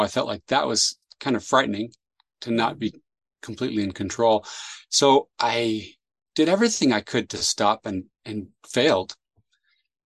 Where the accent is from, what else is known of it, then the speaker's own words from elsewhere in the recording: San Jose, California, United States; also born or lived in Chile; I grew up in San Jose, California